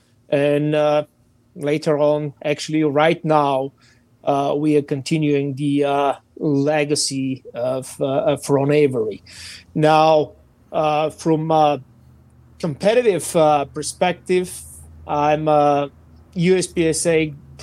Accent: Bulgaria; English is a second language; moved away as an adult; now in United States; as you can see and understand from my exotic accent, I'm not a natural American, so I'm Bulgarian. So I started serving in Bulgarian Army for several years

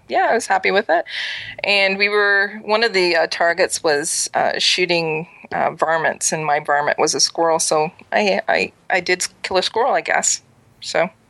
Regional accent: East Coast, Canada; I'm an East Coast girl

